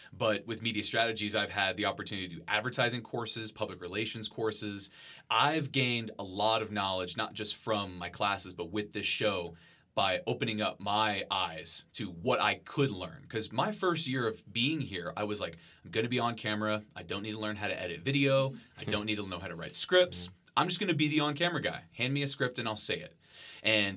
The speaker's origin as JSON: {"language": "English", "town": "Marion", "region": "Texas", "country": "United States", "tie": "born or raised there", "moved": "as an adult", "lives_now": "Lubbock, United States", "said": "I grew up in Marion, Texas, which is a small town near San Antonio"}